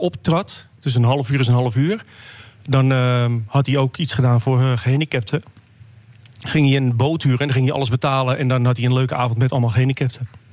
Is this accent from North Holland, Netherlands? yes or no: yes; Amsterdam, North Holland, Netherlands; ik kom zelf uit Amsterdam